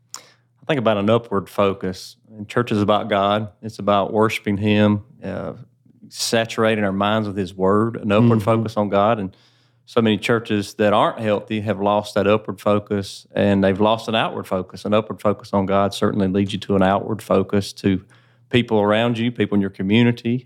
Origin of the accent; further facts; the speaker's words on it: Woodruff, South Carolina, United States; That's actually where I grew up, so it's. Uh, neat opportunity the Lord has given me to be able to serve there in my hometown